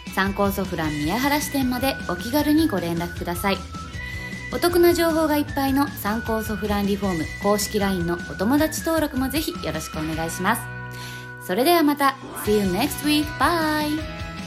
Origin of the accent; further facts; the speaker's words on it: Hokkaido, Japan; now in Saitama, Japan; 私の地元の北海道は瓦屋根がほとんどないので、埼玉に来て瓦屋根を見た時